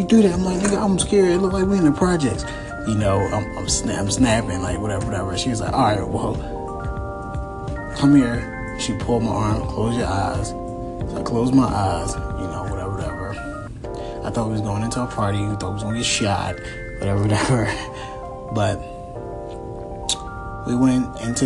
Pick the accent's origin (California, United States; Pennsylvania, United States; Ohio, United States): Pennsylvania, United States; Philadelphia; I'm from Philadelphia